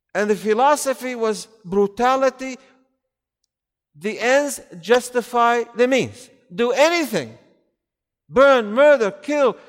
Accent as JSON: {"language": "English", "area": "near Raqqa", "region": "Raqqa Governorate", "country": "Syria", "tie": "born or raised there", "said": "Close to where I was born in Raqqa"}